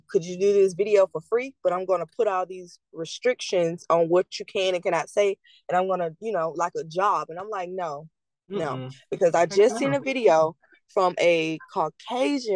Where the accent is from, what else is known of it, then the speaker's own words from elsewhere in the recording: the South, United States; the environment that I lived in growing up in the South